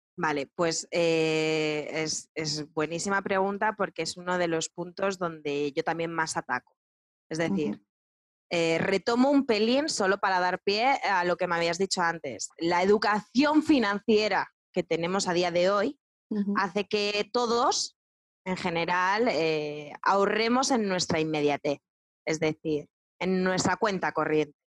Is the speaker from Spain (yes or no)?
yes; Spain; Yo soy una, española banderada, ¿no? Pero pero sí, porque amo España y amo todo lo que tenemos